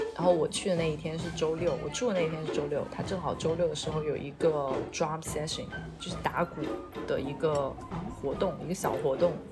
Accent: China; 我是一个中国人

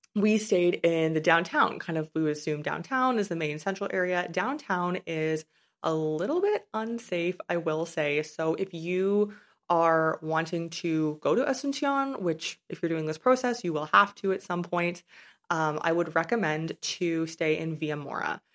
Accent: Canada; moved away as an adult; also born or lived in China / Paraguay; I haven't lived in my home country of Canada for about six years now

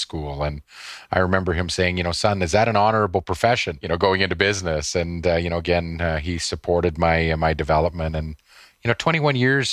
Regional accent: Davidson, Saskatchewan, Canada; my days growing up in Davidson

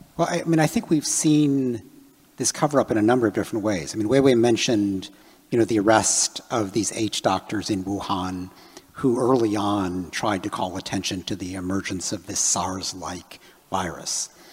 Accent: Chicago, Illinois, United States; I grew up in Chicago

